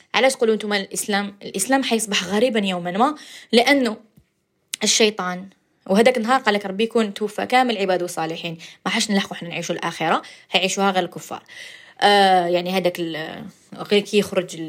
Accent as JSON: {"language": "Arabic", "country": "Algeria", "accent": "Algerian dialect", "said": "اللهجه تاعنا الجزائريه"}